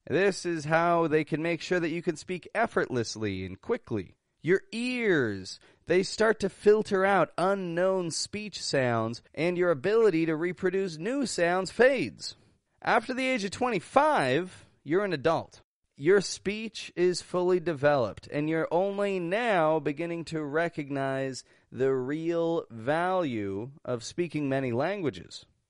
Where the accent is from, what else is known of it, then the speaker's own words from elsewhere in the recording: Toronto, Ontario, Canada; I'm an American accent coach from Toronto, Canada